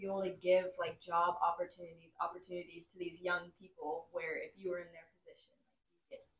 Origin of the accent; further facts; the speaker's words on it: Lee's Summit, Missouri, United States; growing up in Lee Summit, like, my whole life